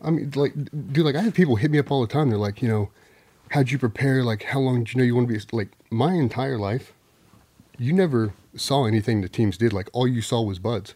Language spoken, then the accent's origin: English; Chesapeake, Virginia, United States; also born or lived in San Diego, California; Chesapeake, Virginia. So moved uh, from San Diego to Chesapeake when I was four.